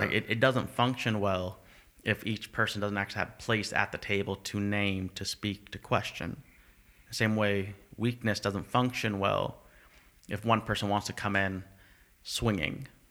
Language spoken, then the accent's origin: English; United States; now in Canada; I'm from America, because I'm white